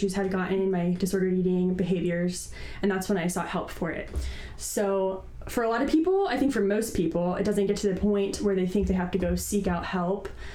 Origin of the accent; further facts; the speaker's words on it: San Diego, California, United States; also born or lived in Santa Barbara / Berkeley; I was born and raised in San Diego